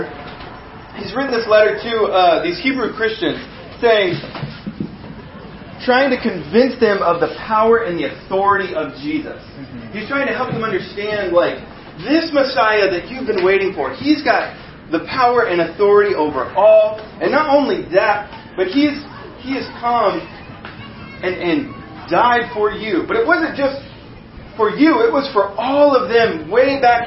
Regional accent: United States; I am an American

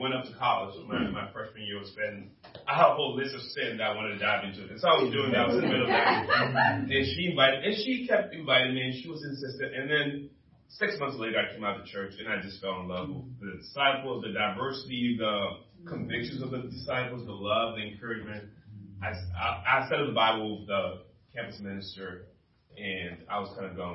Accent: Liberia; moved away; I'm originally from Liberia, West Africa

